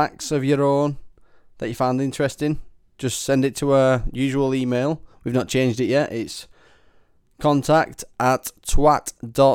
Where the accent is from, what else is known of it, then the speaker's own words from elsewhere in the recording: England, United Kingdom; I'm from England